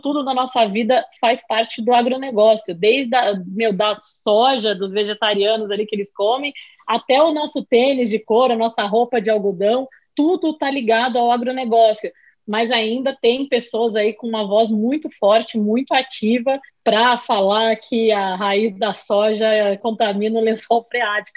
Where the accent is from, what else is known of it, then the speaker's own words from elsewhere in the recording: Rio de Janeiro, Brazil; moved away; also born or lived in São Paulo; sou natural do Rio de Janeiro, morei muitos anos em São Paulo